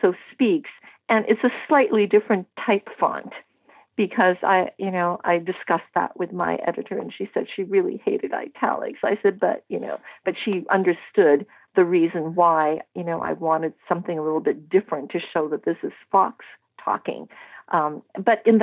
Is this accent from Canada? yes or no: yes; Canada; also born or lived in Vancouver; I'm Canadian